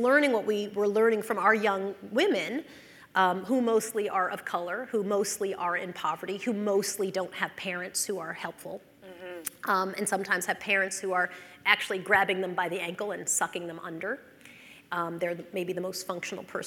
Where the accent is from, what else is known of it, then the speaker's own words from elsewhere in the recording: North Shore of Long Island, New York, United States; I grew up in the North Shore of Long Island